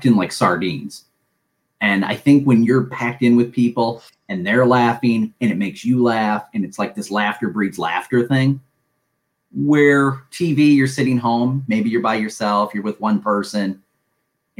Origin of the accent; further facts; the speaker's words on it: Saginaw, Michigan, United States; moved away as an adult; now in Metro Detroit, United States; I was born in Saginaw and came down to Metro Detroit around 18 or 19 and been here ever since